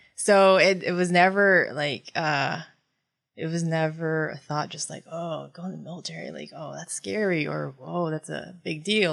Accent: West Gardiner, Maine, United States; first language Tagalog; English is a second language; moved away as an adult; also born or lived in Philippines / Japan; now in Tampa, United States; I grew up in Gardner, West Gardner, Maine. Um, and I started kindergarten there.

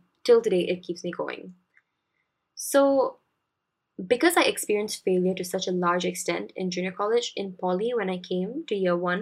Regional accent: Singapore; as Singaporean students

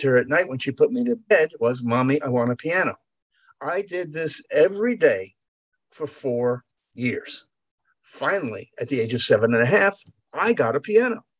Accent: Long Island, New York, United States; moved away; I was brought up on Long Island and I grew up when I left.

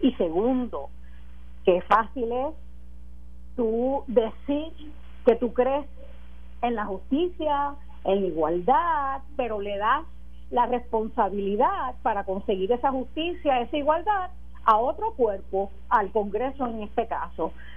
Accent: Puerto Rico; como los puertorriqueños y puertorriqueñas que vivimos aquí

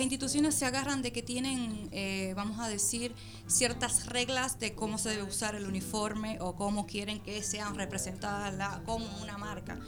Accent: Dominican Republic; now in Argentina; yo soy dominicana

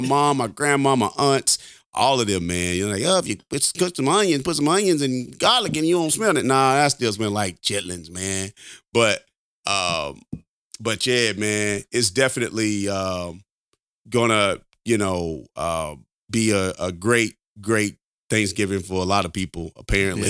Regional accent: Alabama, United States; I'm from Alabama. I'm a Alabama boy, man, through and through

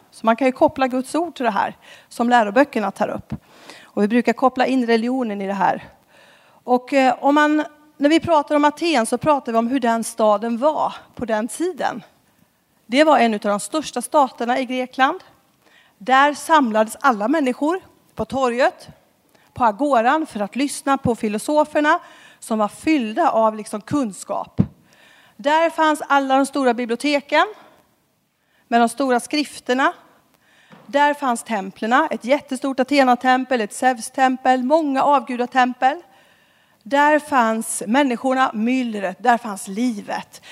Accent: Skara, Västra Götaland, Sweden; moved away as an adult; now in Stockholm, Sweden; Jag är från Skara ursprungligen. Bor i Stockholm sedan 10-12 eh, år tillbaka

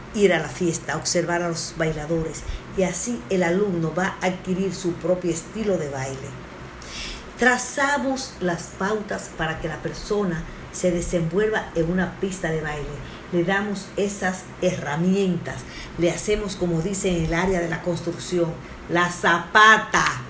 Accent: Dominican Republic; Somos un país caribeño

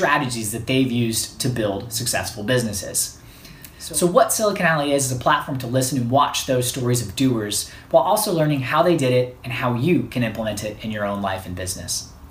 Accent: Alabama, United States; moved away as an adult; now in New York City, United States; Born and raised in Alabama

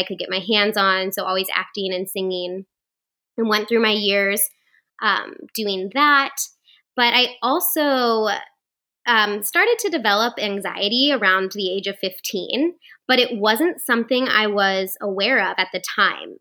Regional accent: Hartville, Ohio, United States; moved away; I grew up in Northeast Ohio, like right by you. If anybody knows where Hartville is, it's kind of in the middle of the Akron-Canton area

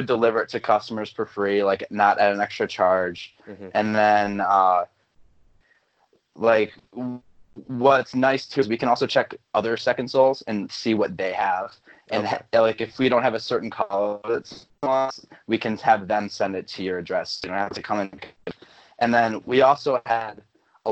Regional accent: Medina, Ohio, United States; I'm from Medina

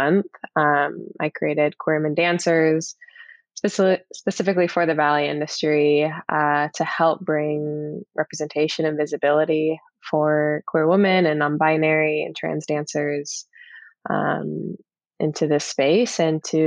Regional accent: Tucson, Arizona, United States; moved away as an adult; also born or lived in Central California / Houston, Texas / Boston, Massachusetts; I'm originally from California, like Central California, and I mainly grew up in Arizona, Tucson, Arizona

